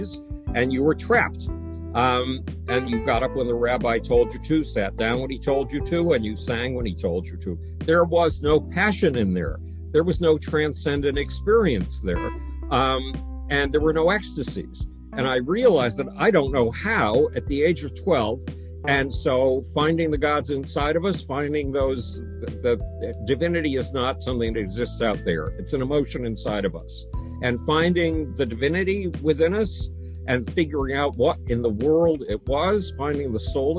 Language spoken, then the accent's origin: English; Buffalo, New York, United States; When I was 10, nobody in my hometown of Buffalo, New York would have anything to do with me, including my parents.